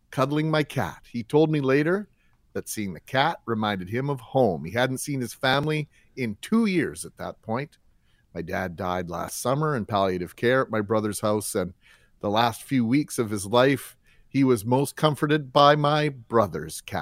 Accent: Winnipeg, Manitoba, Canada; born or raised there

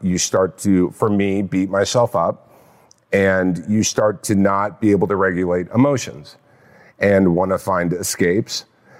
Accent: California, United States; Orange County.

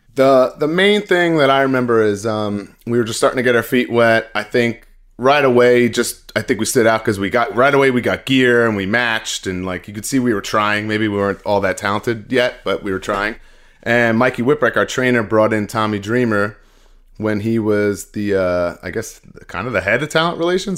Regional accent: Glen Cove, New York, United States; I'm from Glencoe, it's actually, like, very, very close to Manhasset

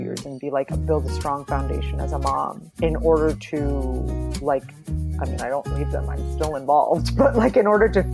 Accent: northwest Iowa, United States; also born or lived in Minnesota; I grew up in a very rural area. So I'm like from Midwest, like Iowa and Minnesota. I always say like my family fulfilled like the diversity quota for the north, at least the northwest quadrant of Iowa

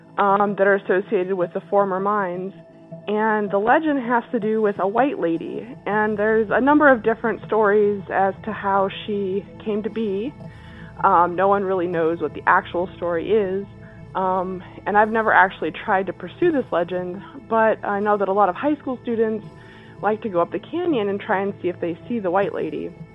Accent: Utah, United States; I grew up in Utah, central Utah, near a town called Helper.

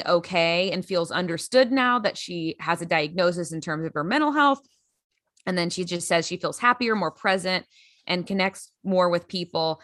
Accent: Grand Prairie, Texas, United States; moved away; also born or lived in Los Angeles; From my hometown, Grand Prairie, Texas

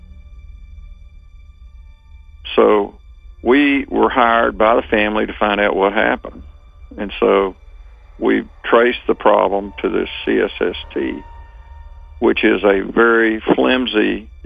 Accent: Rockwall, Texas, United States; my hometown of Rockwall, Texas

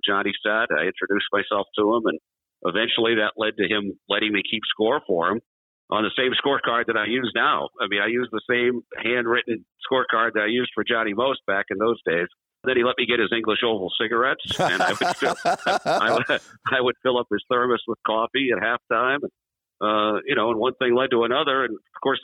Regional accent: Lawrence, United States; to have him own the radio station in my hometown and give me a chance and give me my first full-time job between my junior and senior year in high school

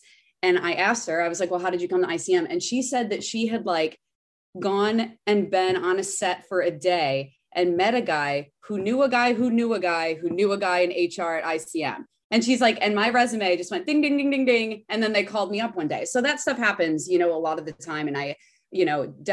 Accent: Midwest, United States; moved away as an adult; also born or lived in Indiana; now in Los Angeles, United States; I went to school in Indiana. So I am originally from the Midwest

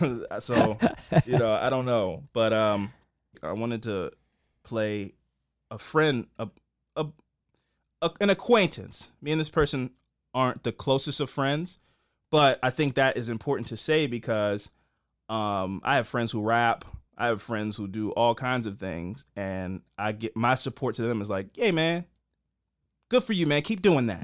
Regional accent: Baltimore, Maryland, United States; I'm from East Baltimore, so I don't have any family in those parts

